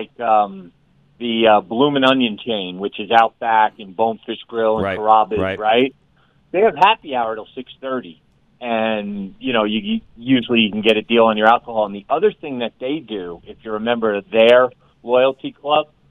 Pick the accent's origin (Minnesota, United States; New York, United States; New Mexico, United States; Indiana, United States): New York, United States; Brooklyn; now in Fort Collins, United States; what I grew up with in Brooklyn